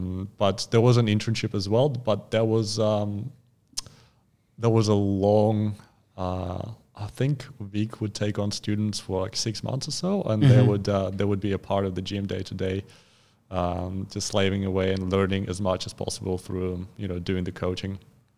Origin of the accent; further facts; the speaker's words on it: Far East, Russia; Well, if you're born and raised in Russia, it's pretty hard to avoid body weight training.